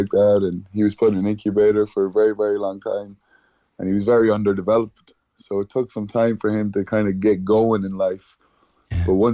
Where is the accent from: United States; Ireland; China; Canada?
Ireland; Cork, Munster; we grew up in Mayfield and in the Glen